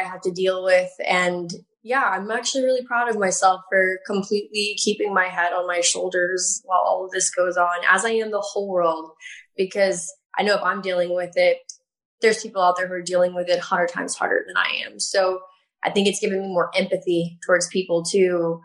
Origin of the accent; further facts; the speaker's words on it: Texas, United States; So I am from Texas. I'm from a really small town in Texas. And I grew up having a really strong connection with animals